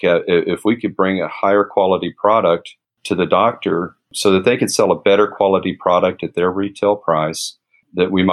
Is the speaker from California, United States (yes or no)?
no; Lubbock, Texas, United States; my hometown, Lubbock, Texas